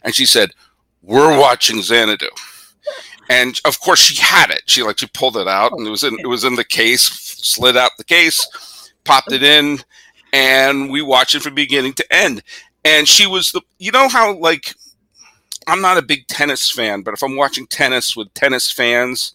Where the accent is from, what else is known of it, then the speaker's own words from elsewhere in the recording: Massachusetts, United States; also born or lived in Geneva, Switzerland; my family in 1981, because of my dad's job, we moved from Massachusetts to Switzerland for 2 years